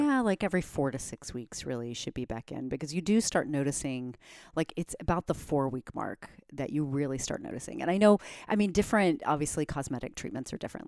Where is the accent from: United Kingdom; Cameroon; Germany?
Germany; moved away; I grew up in Germany.